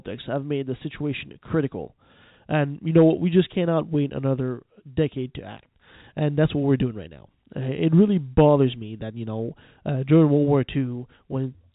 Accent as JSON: {"language": "English", "country": "Canada", "said": "I'm a Canadian"}